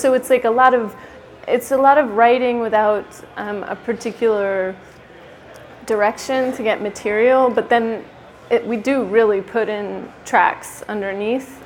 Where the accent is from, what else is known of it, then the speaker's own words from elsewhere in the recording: Sacramento, California, United States; I'm from Sacramento